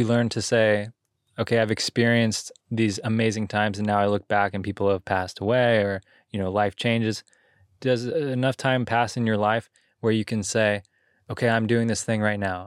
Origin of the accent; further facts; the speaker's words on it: Santa Cruz, California, United States; growing up in Santa Cruz